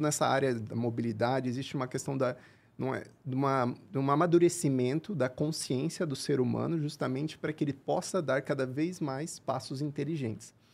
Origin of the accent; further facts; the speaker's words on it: Curitiba, Paraná, Brazil; moved away as an adult; also born or lived in France; sou de Curitiba, cresci em Curitiba